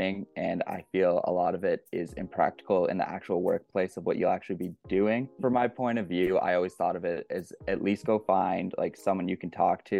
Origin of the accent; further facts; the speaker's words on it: Georgetown, Ontario, Canada; I grew up in Georgetown, Ontario